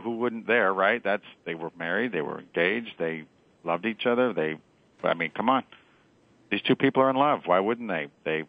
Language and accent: English; Midwest, United States; you know, I'm from the Midwest, right? So I got to go with anyone who touches the Great Lakes, which has to be Wisconsin.